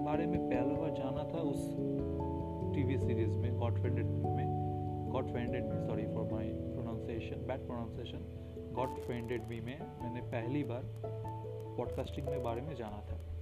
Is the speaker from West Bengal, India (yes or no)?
yes; West Bengal, India; मैं बंगाल से हूँ